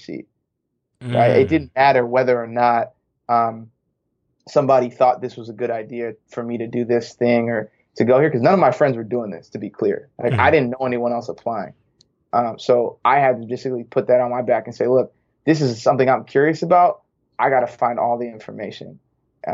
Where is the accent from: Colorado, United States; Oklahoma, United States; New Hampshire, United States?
New Hampshire, United States; moved away as an adult; also born or lived in St. Louis / Bay Area; I am born and raised in New Hampshire